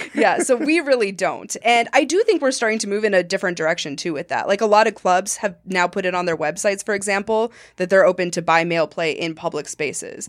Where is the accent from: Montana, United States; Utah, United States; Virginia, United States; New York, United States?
Montana, United States; moved away; I grew up in Montana